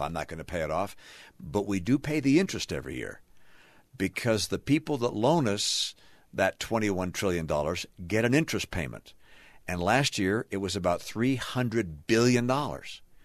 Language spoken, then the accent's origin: English; Michigan, United States; also born or lived in Boston, Massachusetts; now in Utah, United States; I was born in Michigan